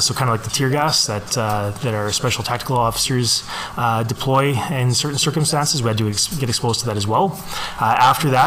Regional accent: Alberta, Canada; also born or lived in St. Paul, Alberta / Vegreville, Alberta; I did not live in Lloydminster when I was a kid, but I was raised all in Alberta. I lived in St. Paul and Vegreville for a long time

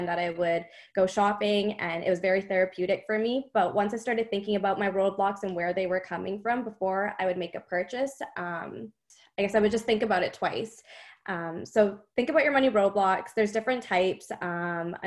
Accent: Canada; I'm from Canada

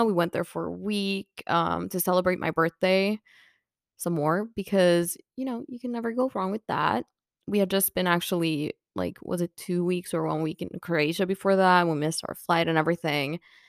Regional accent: Finland; English is a second language; And, you know, we're like, yeah, we're from Finland. And he's like, right, yeah, makes sense. You know, everyone always thinks that us from Finland, we're like alcohol

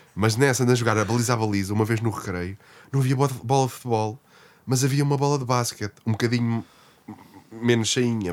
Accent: Lisbon, Portugal; accent: Lisbon (lisboeta); eu acho o nosso sotaque lisboeta

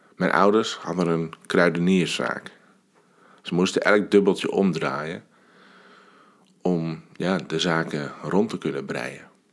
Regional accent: Alkmaar, North Holland, Netherlands; 40 jaar geleden ben ik geboren. Ik kwam op deze wereld in het ziekenhuis van Alkmaar.

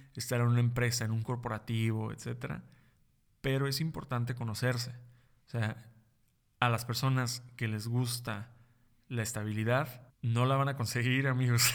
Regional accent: Mexico; also born or lived in New York / Tijuana; Aquí en, en mi país, México.

